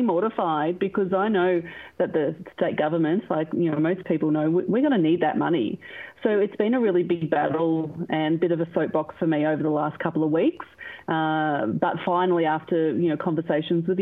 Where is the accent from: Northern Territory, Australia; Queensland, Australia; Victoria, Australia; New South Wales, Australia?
Victoria, Australia; One Turner; I grew up in One Turner on the quarter acre block